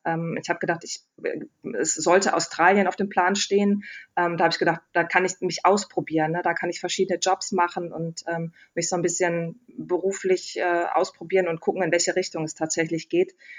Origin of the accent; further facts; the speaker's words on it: Wesel, North Rhine-Westphalia, Germany; ich komme vom Niederrhein aus Wesel